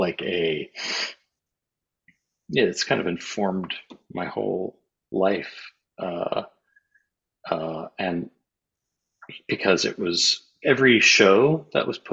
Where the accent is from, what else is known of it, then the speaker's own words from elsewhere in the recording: Cincinnati, Ohio, United States; moved away; I grew up in Cincinnati